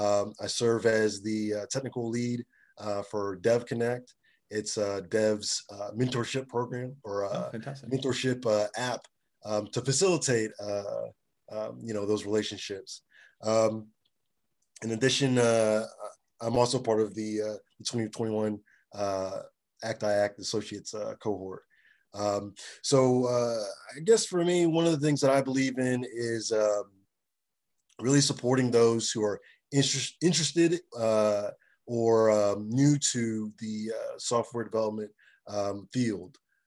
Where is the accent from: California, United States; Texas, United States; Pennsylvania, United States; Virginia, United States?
Virginia, United States; Springfield; also born or lived in Nigeria / Memphis, Tennessee; So I was born in Nigeria, and I grew up in Springfield, Virginia, in Memphis, Tennessee.